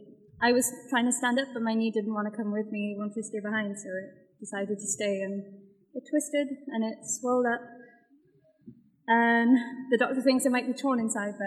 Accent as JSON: {"language": "English", "region": "Wales", "country": "United Kingdom", "accent": "Welsh", "said": "I'm from Wales."}